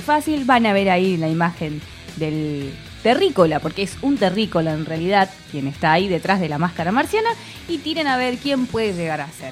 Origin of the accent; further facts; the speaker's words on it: Córdoba, Argentina; Nosotras decimos que somos nacionalizadas y también locales, somos cordobesas